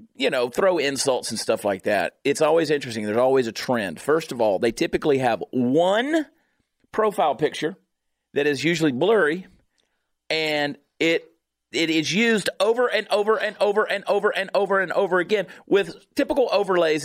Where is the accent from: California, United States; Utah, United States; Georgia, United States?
Georgia, United States; Augusta; I am from Augusta, Georgia. I am from Georgia.